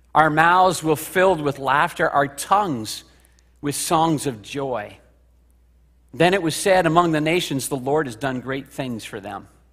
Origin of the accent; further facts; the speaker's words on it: Kingston, Ontario, Canada; also born or lived in Spring Arbor, Michigan; I'm driving down the four oh one to my hometown in Kingston